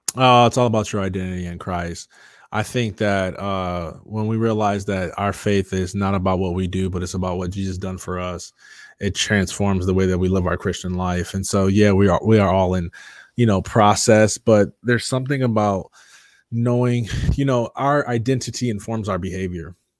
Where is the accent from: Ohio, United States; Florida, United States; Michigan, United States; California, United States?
Michigan, United States; Jackson; moved away as an adult; now in Metro Atlanta, United States; I grew up in Jackson, Michigan